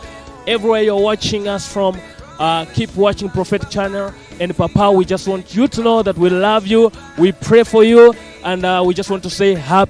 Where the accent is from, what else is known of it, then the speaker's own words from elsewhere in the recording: Namibia; I'm Apostle … from Namibia, ECG Namibia, a national pastor.